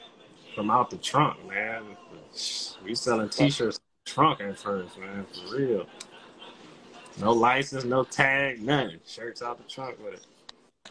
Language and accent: English; Washington, District of Columbia, United States; moved away as an adult; now in Alameda, United States; I'm from the Rundown, man. Southeast, man. 3rd Street